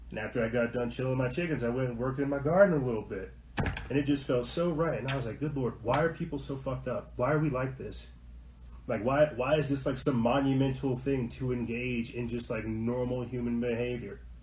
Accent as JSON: {"language": "English", "region": "New Mexico", "country": "United States", "said": "I'm not from Colorado. I'm from New Mexico."}